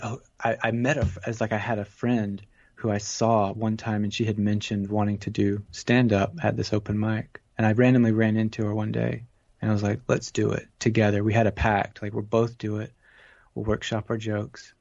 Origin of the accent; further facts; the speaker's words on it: Georgia, United States; also born or lived in Atlanta, Georgia; now in California, United States; growing up in Georgia